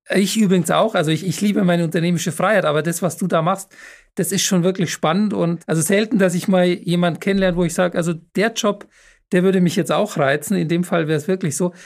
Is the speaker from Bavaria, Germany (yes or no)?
yes; Munich, Bavaria, Germany; moved away; wenn ich mal wieder in München bin, ist ja meine Heimatstadt